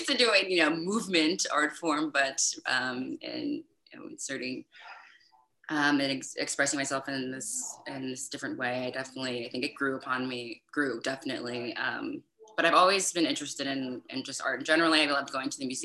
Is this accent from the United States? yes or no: yes; East Coast, United States; moved away as an adult; also born or lived in San Francisco, United States; now in Europe; I'm from the East Coast.